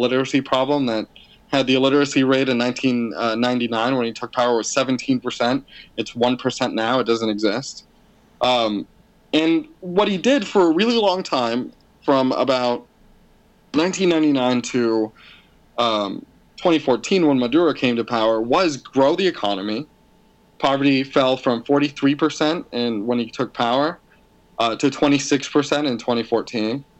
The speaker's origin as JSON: {"language": "English", "town": "Maracaibo", "region": "Zulia", "country": "Venezuela", "said": "I'm actually from Maracaibo, which is the sort of the Boston to New York, that kind of thing."}